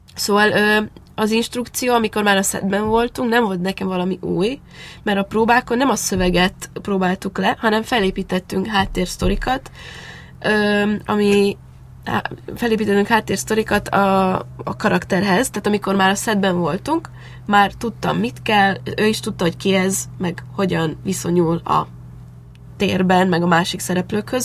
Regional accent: Transylvania, Romania; moved away as an adult; now in Hungary; Én nyilván Erdélyben nőttem fel

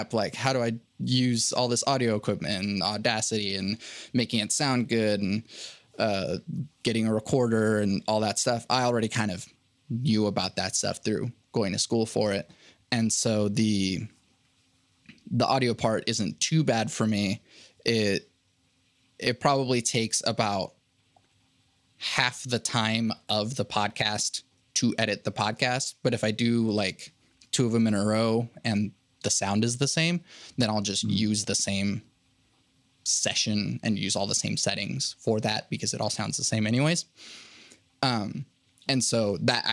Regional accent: Oklahoma City, Oklahoma, United States; also born or lived in Venezuela; I live and have lived in Oklahoma City since 2001

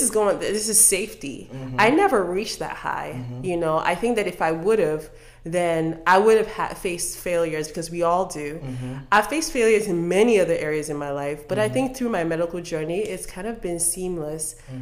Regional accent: Delta, Nigeria; Other than the fact that you just found out my last name, I'm from Delta State.

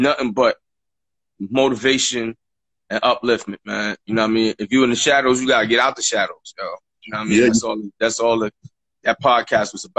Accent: New York, United States; I'm from New York, but you know, a nigga like me, I done traveled 34 states

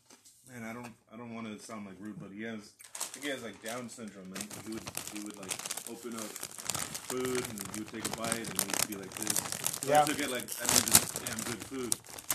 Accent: San Antonio, Texas, United States; also born or lived in California; I've been pretty much raised here in San Antonio most of my life, but I was born in California.

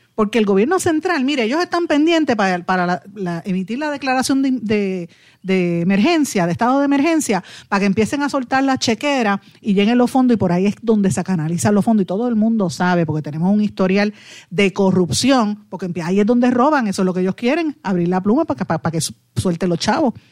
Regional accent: Guaynabo, Puerto Rico; yo soy de Guainabo

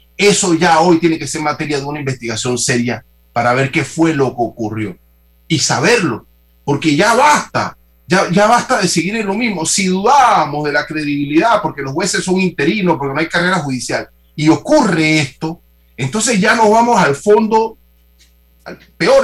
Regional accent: Panama; nosotros asumir como panameños

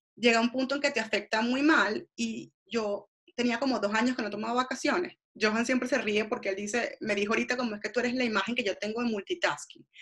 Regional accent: Venezuela; moved away as an adult; also born or lived in Argentina; yo soy venezolana

